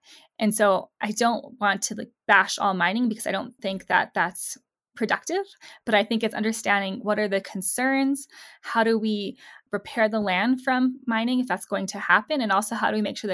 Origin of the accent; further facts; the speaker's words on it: Southwest, United States; Growing up in the Southwest